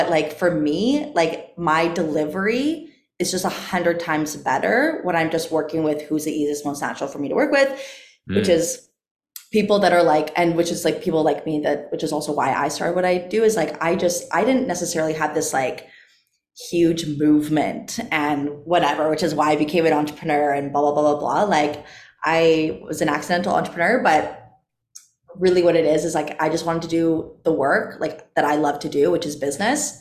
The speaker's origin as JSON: {"language": "English", "country": "Canada", "also_born_or_lived": "Caribbean coast, Mexico", "moved": "as an adult", "lives_now": "Mexico", "said": "I'm Canadian, but I currently live and I've been living in the Caribbean of Mexico"}